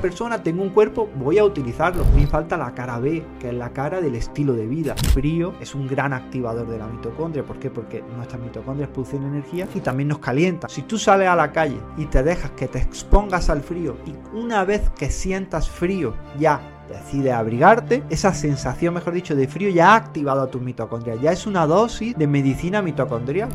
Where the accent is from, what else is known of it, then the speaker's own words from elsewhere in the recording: Andalusia, Spain; como buen andaluz